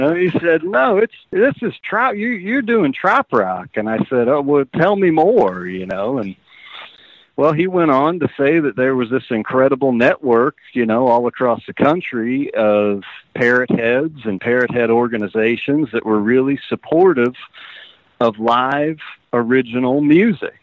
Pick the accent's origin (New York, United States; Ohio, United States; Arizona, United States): Ohio, United States; I was from Ohio